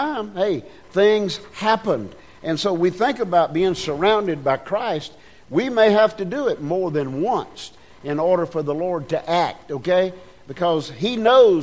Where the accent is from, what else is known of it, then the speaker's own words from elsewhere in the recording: United States; I was born in America